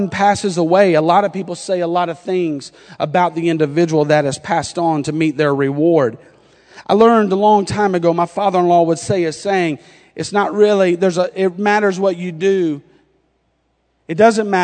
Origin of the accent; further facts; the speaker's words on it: North Carolina, United States; accent: North Carolina; now in Indiana, United States; my North Carolina accent